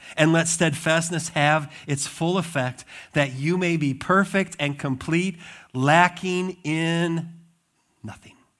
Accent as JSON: {"language": "English", "region": "Montana", "country": "United States", "tie": "born or raised there", "also_born_or_lived": "Wisconsin", "moved": "yes", "lives_now": "Michigan, United States", "said": "I grew up in Montana"}